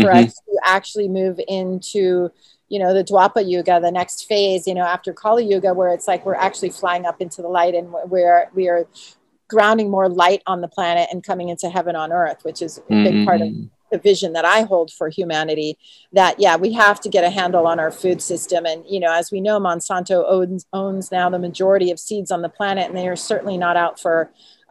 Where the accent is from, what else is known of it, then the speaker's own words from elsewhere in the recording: United States; I was born and raised in the United States